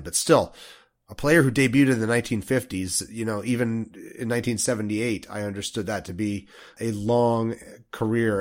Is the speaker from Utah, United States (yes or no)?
yes; Salt Lake City, Utah, United States; I grew up in Salt Lake City, far away from a major league ballpark